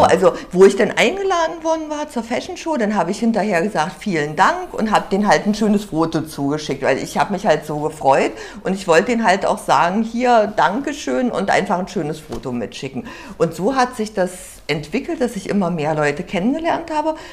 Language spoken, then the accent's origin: German; the East, East Germany, Germany; ich komme aus dem Osten, ich habe für die modischen Maschen gemodelt